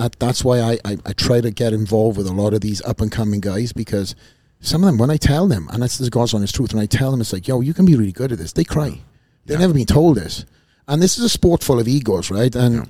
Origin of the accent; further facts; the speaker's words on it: Wales, United Kingdom; I'm a kid from Wales. I come from a small little town.